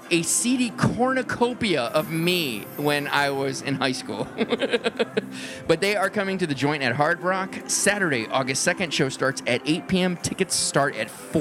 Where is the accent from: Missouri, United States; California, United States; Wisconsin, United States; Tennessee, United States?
Tennessee, United States; moved away; We're from Tennessee